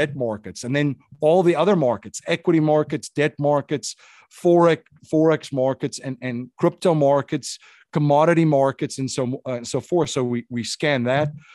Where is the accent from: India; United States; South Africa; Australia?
South Africa; moved away; growing up in an authoritarian country